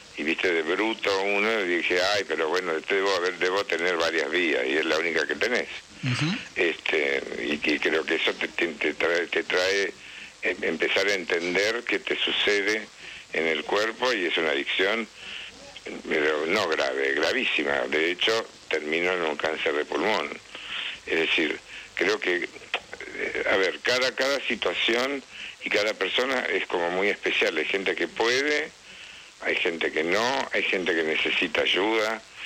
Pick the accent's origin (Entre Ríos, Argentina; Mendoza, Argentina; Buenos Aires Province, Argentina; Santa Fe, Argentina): Santa Fe, Argentina; Tostado; moved away; Tostado, que es mi pueblo